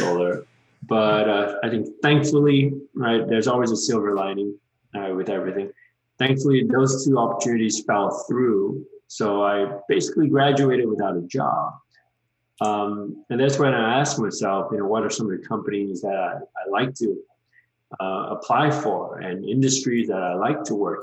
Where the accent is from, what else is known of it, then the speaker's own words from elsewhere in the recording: Malaysia; moved away as an adult; also born or lived in Georgia, United States; I'm originally from Malaysia. I was a transfer student from Malaysia. I did 2 years of college there and then transferred over in 2006 to Georgia Tech